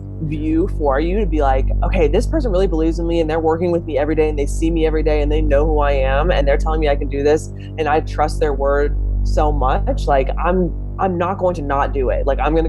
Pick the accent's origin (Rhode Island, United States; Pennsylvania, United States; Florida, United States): Pennsylvania, United States; Homer City; moved away as an adult; now in Philadelphia, United States; I am 26. I'm from Homer City, Pennsylvania, which is like an hour-ish outside of Pittsburgh. So Western Pennsylvania. My parents still live there.